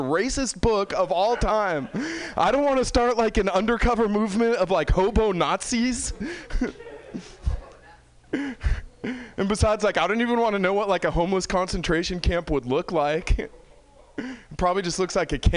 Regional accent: San Francisco, California, United States; I'm from San Francisco

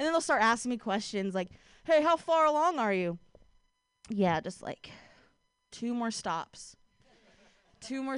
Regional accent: Ohio, United States; now in Bay Area, United States; I grew up in Ohio.

